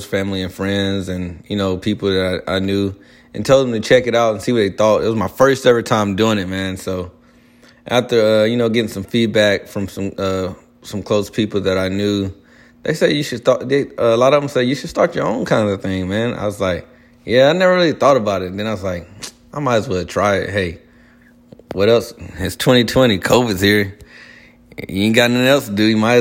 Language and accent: English; Spartanburg, South Carolina, United States; moved away as an adult; also born or lived in Chesnee, South Carolina / Columbia, South Carolina; now in Charlotte, United States; I grew up most of my childhood and teenager lifestyle in Spartanburg, South Carolina